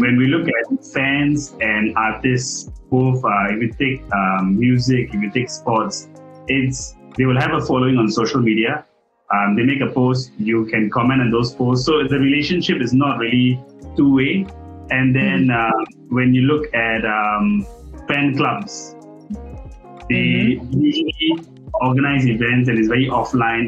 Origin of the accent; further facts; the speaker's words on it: Singapore; growing up in Singapore, right? Um, in the 90s, when I was in school, everyone was crazy about J-pop